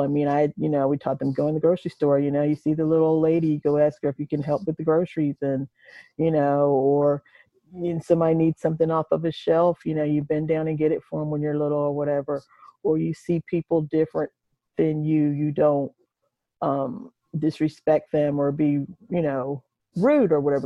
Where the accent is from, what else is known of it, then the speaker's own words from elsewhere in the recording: United States; now in Nashville, United States; I've been in Nashville for 26 years, and um, I'm originally from Delaware, the eastern shore of Maryland